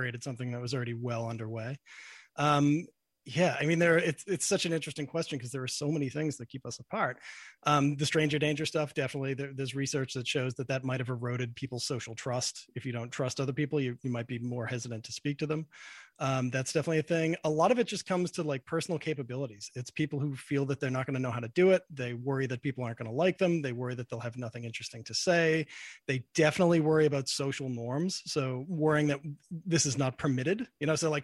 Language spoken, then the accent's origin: English; Boston, Massachusetts, United States; I'm from Boston